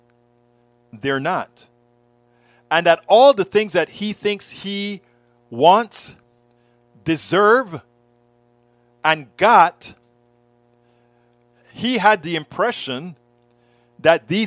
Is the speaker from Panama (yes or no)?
yes; Panama; now in United States; one of the guys that I grew up with back in Panama, another Panamanian